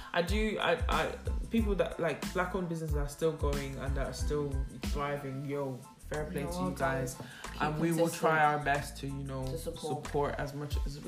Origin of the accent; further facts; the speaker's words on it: Ireland; I'm from Ireland